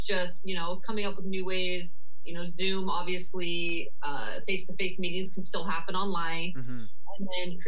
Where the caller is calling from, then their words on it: Scottsdale, Arizona, United States; I am joining you from sunny Scottsdale, Arizona.